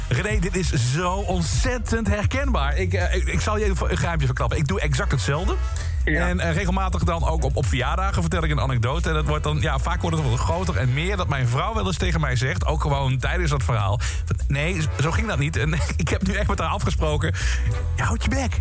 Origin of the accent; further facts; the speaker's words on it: Limburg, Netherlands; Ik kom namelijk uit Limburg.